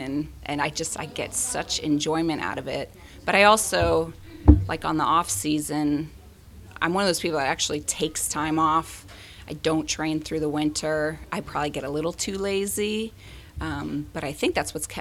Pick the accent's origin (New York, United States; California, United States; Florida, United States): California, United States; Southern; also born or lived in Washington DC; now in San Diego, United States; I was from Southern California originally